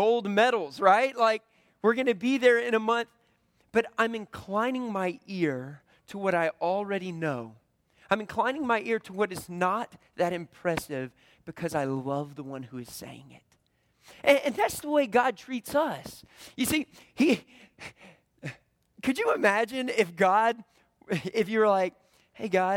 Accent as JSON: {"language": "English", "region": "the Bible Belt", "country": "United States", "tie": "born or raised there", "said": "I grew up in the Bible Belt"}